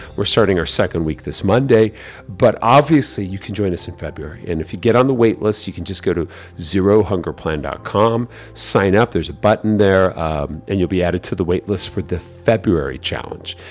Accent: San Diego, California, United States; who, uh, is in San Diego, so she's in my hometown

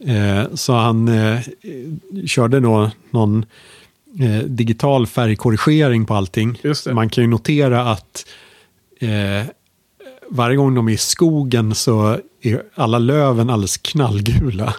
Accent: Sweden; som liten svensk

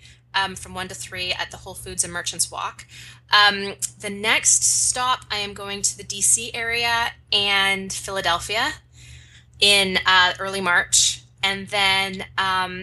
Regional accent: Canada; I am Canadian

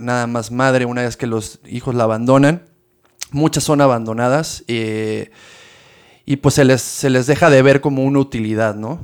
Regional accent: Mexico; como mexicanos

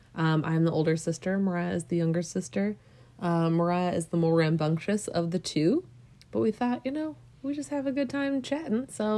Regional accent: Minnesota, United States; because we're from Minnesota

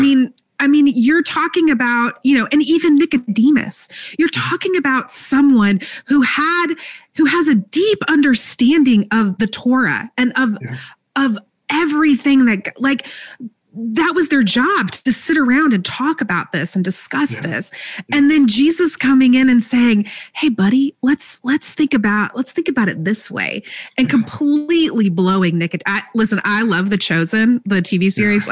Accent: Texas, United States; now in Alabama, United States; I grew up in Texas

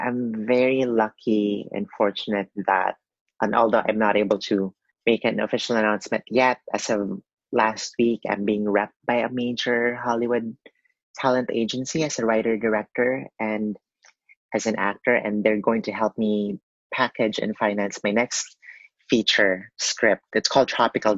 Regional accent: Philippines; growing up in the Philippines

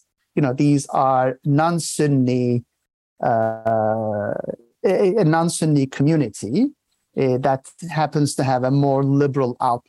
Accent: Bursa, Turkey; So I was born in Turkey, in Turkey's fourth most populous city called Bursa. And it's an interesting province which has shaped me

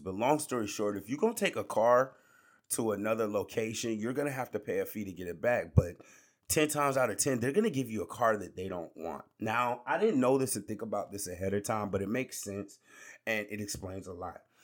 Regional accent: Georgia, United States; I'm from Georgia

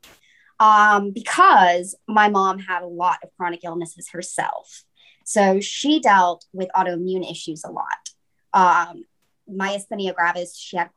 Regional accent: Piedmont area, North Carolina, United States; I'm from North Carolina, from the Piedmont area

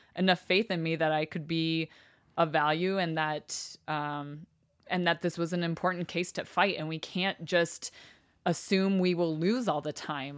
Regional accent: Cody, Wyoming, United States; moved away; also born or lived in Salt Lake City, Utah; people I went to school with, people my mom was friends with in Cody, Wyoming

